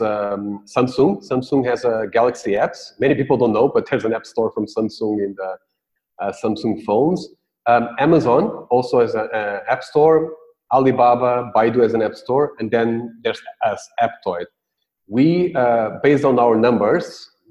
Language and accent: English; Portugal; moved away as an adult; now in Singapore; I am from Portugal. I've been in the last 3 years in Singapore